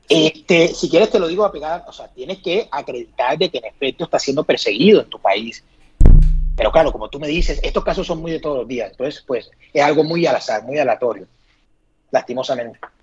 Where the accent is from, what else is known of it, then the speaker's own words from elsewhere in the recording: Colombia; now in Madrid, Spain; yo soy extranjero, yo me siento colombiano 100%